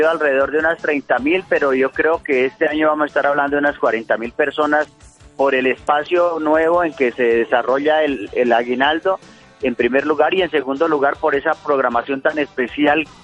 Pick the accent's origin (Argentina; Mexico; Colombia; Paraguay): Colombia; Boyacá; Yo soy boyacense, quiero a Boyacá, la tierra del puente, de la libertad.